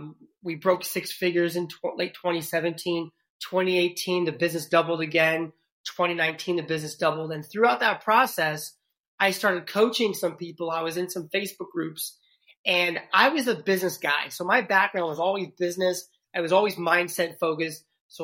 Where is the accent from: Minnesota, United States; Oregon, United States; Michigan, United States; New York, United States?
New York, United States; New York City; accent: New York City; I'm originally from New York City, so I lost my New York City accent a long time ago